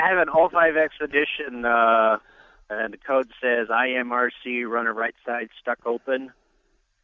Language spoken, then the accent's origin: English; Arizona, United States; I was born in Arizona.